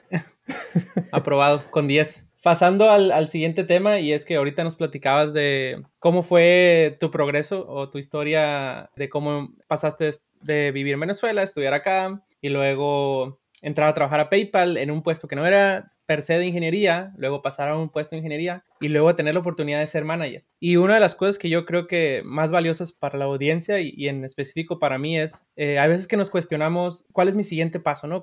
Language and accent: Spanish; Sinaloa, Mexico; yo soy de Sinaloa.